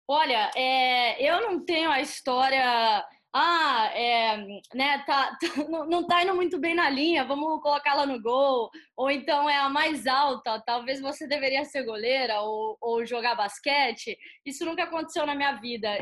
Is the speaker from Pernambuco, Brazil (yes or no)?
no; Campinas, São Paulo, Brazil; moved away as an adult; also born or lived in Aguaí / United States; Eu sou de uma cidade pequena, né, do interior de São Paulo, Aguaí. É, cresci em Campinas, mas sou de Aguaí.